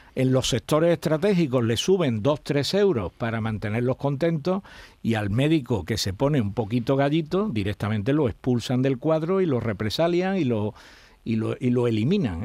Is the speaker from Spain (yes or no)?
yes; Spain